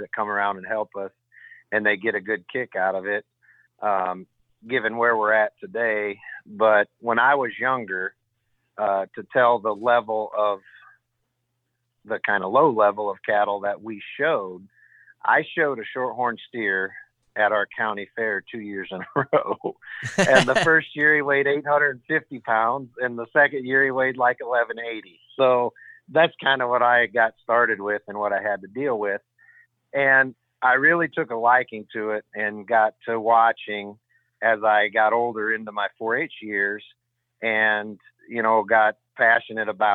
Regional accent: Michigan City, Indiana, United States; I grew up right here in Michigan City

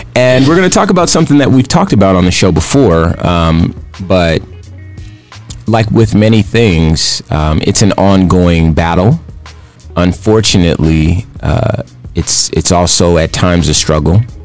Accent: Compton, California, United States; now in Phoenix, United States; Phoenix is my home, but I was born in Compton, California

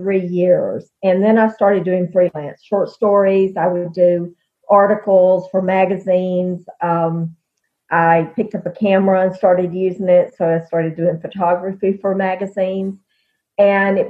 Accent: Alabama, United States; I'm from Alabama

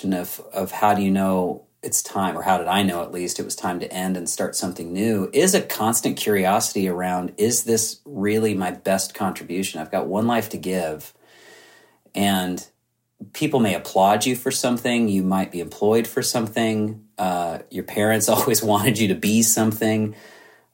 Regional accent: Southern California, United States; I'm from Southern California

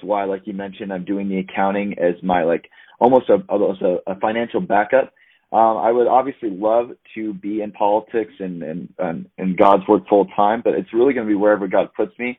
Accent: Anchorage, Alaska, United States; moved away as an adult; now in Phoenix, United States; I grew up in Anchorage, Alaska my whole life

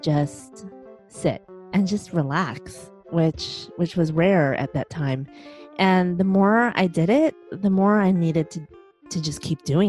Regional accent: Chicago, Illinois, United States; moved away; I'm originally from Chicago, and that's where my husband

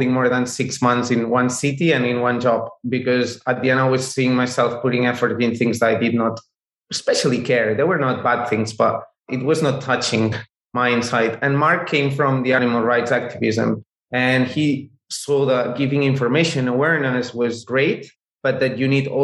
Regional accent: Barcelona, Catalonia, Spain; we are from Barcelona. We are from Spain.

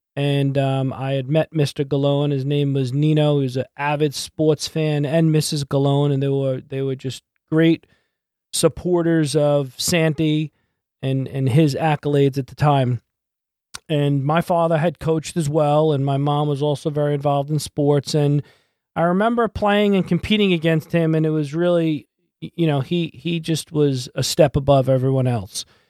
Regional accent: Massapequa Park, New York, United States; also born or lived in Brooklyn, New York; I played Little League Baseball, and I grew up in Massapequa Park

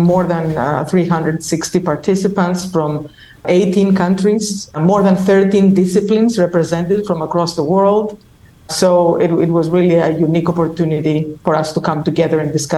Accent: Crete, Greece; moved away as an adult; also born or lived in Ohio, United States / Wisconsin, United States / Illinois, United States / New York, United States; now in West Lafayette, United States; I'm talking to you from the beautiful island of Crete, where I come from.

